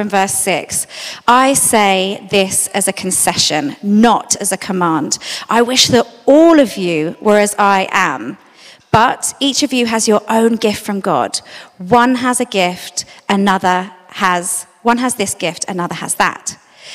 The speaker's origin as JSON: {"language": "English", "region": "London", "country": "United Kingdom", "tie": "born or raised there", "said": "I grew up in South London"}